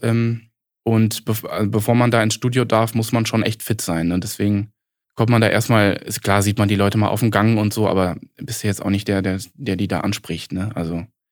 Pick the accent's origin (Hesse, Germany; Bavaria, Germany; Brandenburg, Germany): Hesse, Germany; Giessen; also born or lived in Kassel; also ich komme so aus, aus der Gießener Ecke, Gießen-Marburg.